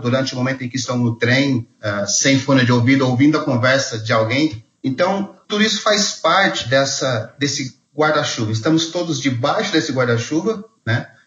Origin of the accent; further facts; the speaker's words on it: Mogi das Cruzes, São Paulo, Brazil; eu sou de Mogi das Cruzes